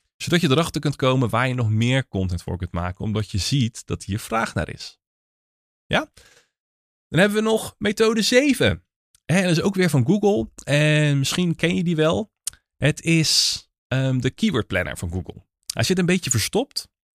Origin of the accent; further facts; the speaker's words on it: Naaldwijk, South Holland, Netherlands; ik kom uit Naaldwijk, maar dat is onderdeel van het Westland